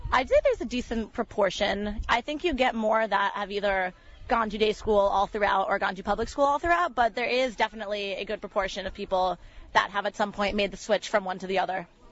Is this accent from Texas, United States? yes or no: no; West Hartford, Connecticut, United States; I'm from West Hartford, Connecticut